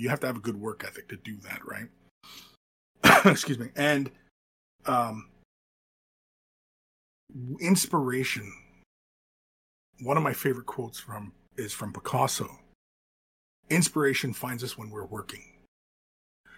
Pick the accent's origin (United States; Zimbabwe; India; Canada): Canada; London, Ontario; moved away as an adult; I was born and raised in Southern Ontario. I'm from London, Ontario.